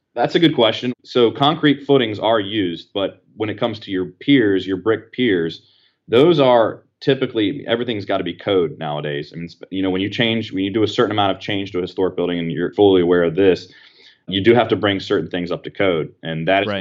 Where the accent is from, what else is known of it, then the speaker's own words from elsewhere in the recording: Apex, North Carolina, United States; my hometown of Apex